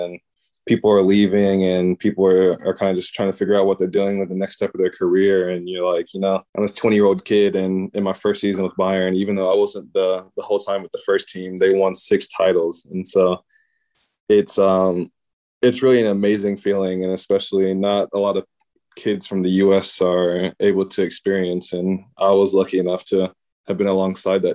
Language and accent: English; United States; moved away; growing up in the States